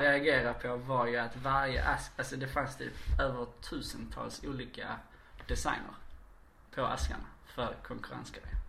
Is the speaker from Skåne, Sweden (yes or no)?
yes; Ystad, Skåne, Sweden; now in Malmö, Sweden; Ystad BB